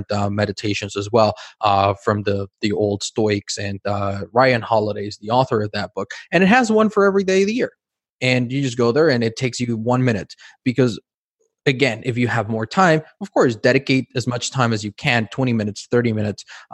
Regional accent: Mexico City, Mexico; English is a second language; moved away; also born or lived in United States; I grew up in Mexico City.

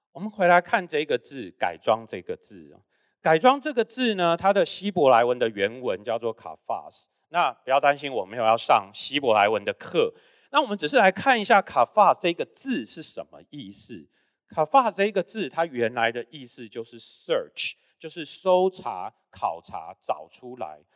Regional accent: Taiwan; 刚刚有介绍我是在台湾出生，那我小时候都是在台湾长大

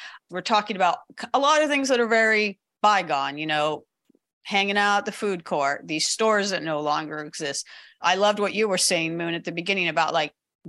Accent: Los Angeles, California, United States; I'm homegrown. I grew up in the Valley.

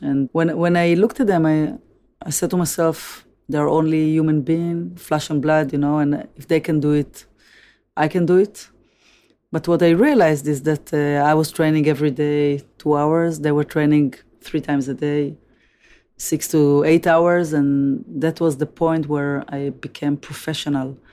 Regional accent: Tel Aviv, Tel Aviv District, Israel; Tel Aviv, which I was born and grew up

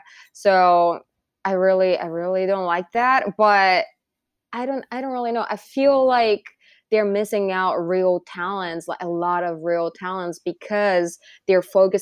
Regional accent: Japan; I'm from Japan

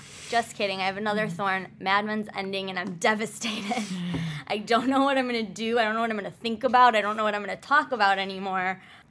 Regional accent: Midwest, United States; It was like, I'm a tourist from the Midwest and I'm here to, like, experience the situation.

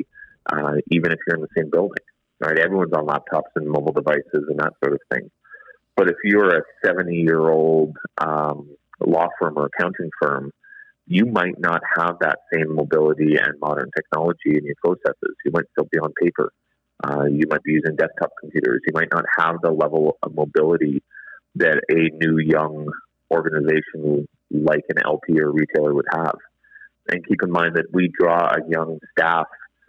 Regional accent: Canada; It's just ingrained in who we are as Canadians.

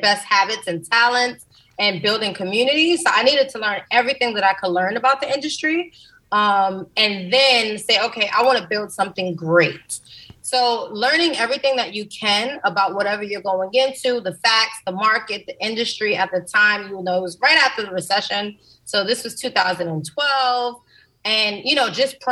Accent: New York City, New York, United States; I grew up in the South Bronx in the Mitchell Houses, which is a project

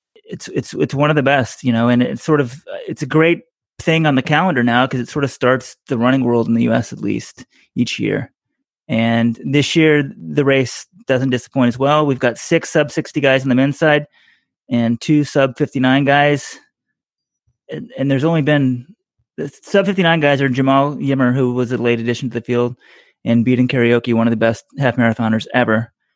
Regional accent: Texas, United States; now in New York, United States; growing up in Texas

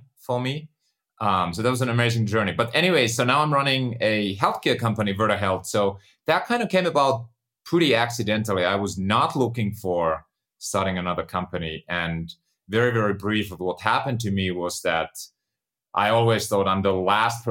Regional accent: Finland; moved away; I was born and raised in Finland, grew up on a farm.

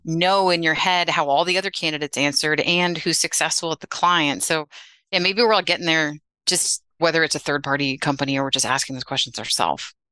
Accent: Westchester, New York, United States; I grew up in Westchester outside the city

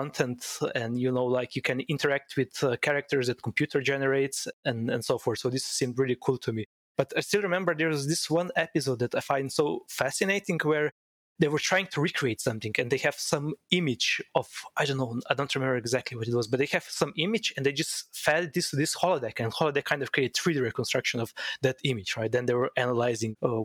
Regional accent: Slovenia; moved away as an adult; also born or lived in Pittsburgh, United States; I was raised and born in Slovenia, a quite small country in Central Europe

